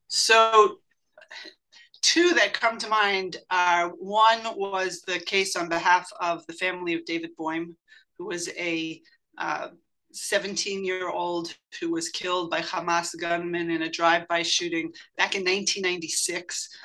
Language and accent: English; United States; I grew up in the United States, an American citizen